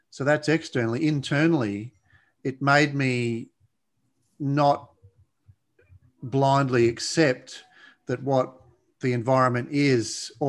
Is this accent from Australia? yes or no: yes; Blue Mountains, New South Wales, Australia; Well, yeah, actually in the Blue Mountains, which, which is west of Sydney, west of Sydney.